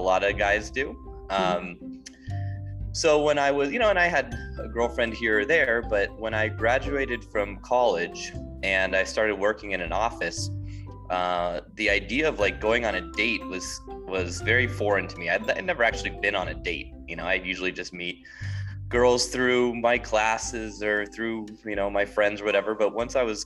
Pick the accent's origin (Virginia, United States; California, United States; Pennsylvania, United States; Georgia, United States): California, United States; Southern; moved away as an adult; now in Kyiv, Ukraine; Originally from Southern California